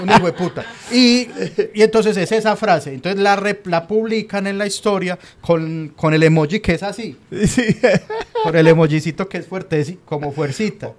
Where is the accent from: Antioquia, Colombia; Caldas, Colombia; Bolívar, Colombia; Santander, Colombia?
Antioquia, Colombia; Medellín